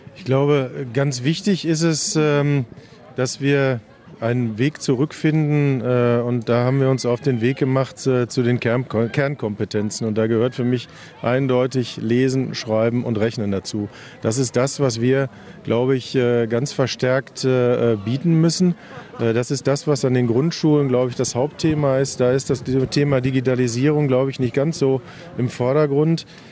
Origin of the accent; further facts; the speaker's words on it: Hamm, North Rhine-Westphalia, Germany; zumindest weiß ich über meine Heimat doch relativ viel.